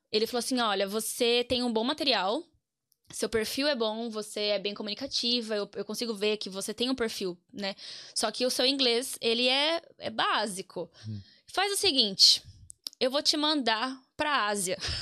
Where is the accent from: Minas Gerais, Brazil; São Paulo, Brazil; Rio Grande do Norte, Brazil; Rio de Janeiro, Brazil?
São Paulo, Brazil; Piracicaba; accent: caipira; Eu sou nascida em São Paulo, mas moro em Piracicaba, que é interior, desde os meus cinco anos. Então já hum. sou caipira